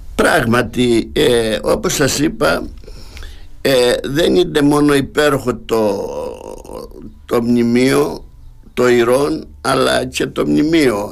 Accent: Amiras, Crete, Greece; στο χωριό Αμυρά που είναι και το χωριό μου

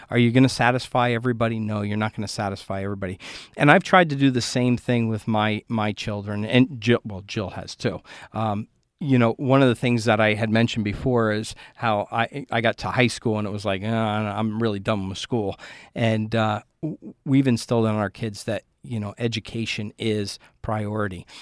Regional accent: Port Jervis, New York, United States; growing up in Port Jervis and, and knowing the leaders that I had

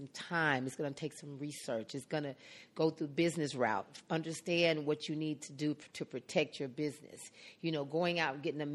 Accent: Atlanta, Georgia, United States; I'm from Atlanta. I'm from Adamsville, which is right there by Bankhead, Martin Luther King.

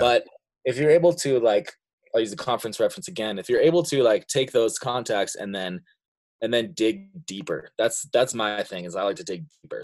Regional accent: Montana, United States; also born or lived in Seattle; I've lived in Montana for pr-, pretty much all my life. I was born in Seattle, but I didn't even live there for a year. I've been here ever since then.

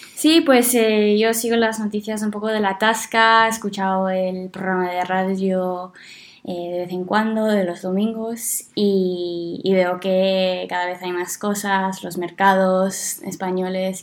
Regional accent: Brisbane, Queensland, Australia; also born or lived in Spain; soy de, de Brisbane de toda la vida.

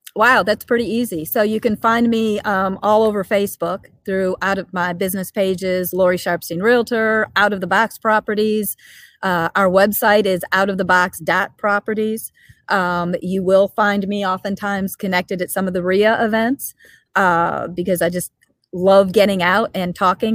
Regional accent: Chicago, Illinois, United States; moved away as an adult; now in St. Louis, United States; I'm a Chicago native. I've lived in the St. Louis area for 30 plus years, but you know, like most Chicagoans, I'm still a Chicagoan.

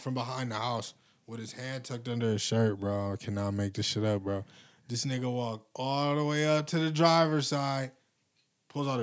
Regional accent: Cleveland, Ohio, United States; I'm from Cleveland

